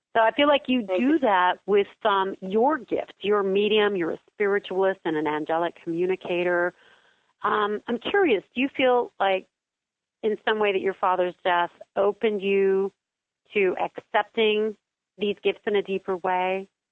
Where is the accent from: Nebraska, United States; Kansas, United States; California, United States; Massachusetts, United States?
Kansas, United States; I am from Kansas.